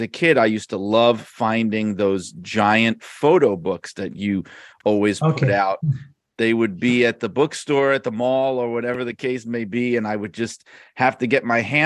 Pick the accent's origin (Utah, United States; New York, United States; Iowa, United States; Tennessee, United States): New York, United States; New York City; now in Connecticut, United States; I live in Connecticut now, but I grew up in Brooklyn, New York